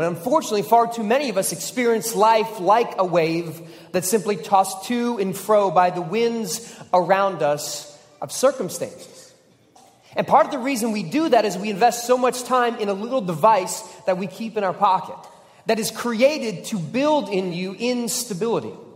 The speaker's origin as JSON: {"language": "English", "town": "Philadelphia", "region": "Pennsylvania", "country": "United States", "tie": "born or raised there", "said": "I was born in Philadelphia"}